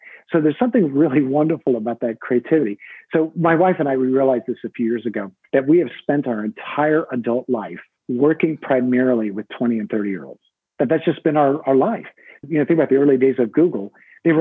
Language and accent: English; United States; I'm an American